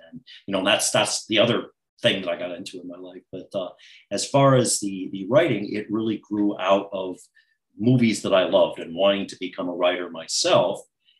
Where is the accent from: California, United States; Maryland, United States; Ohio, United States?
Ohio, United States; Warren; I grew up in a small town in Ohio, Warren, Ohio, northeastern Ohio, you know, near all the factories, Youngstown, Ohio, the Republic Steel, auto plants, auto assembly plants near me